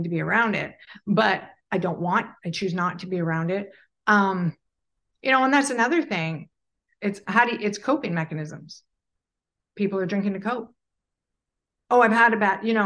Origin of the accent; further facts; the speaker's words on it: Alberta, Canada; I grew up in Alberta, Canada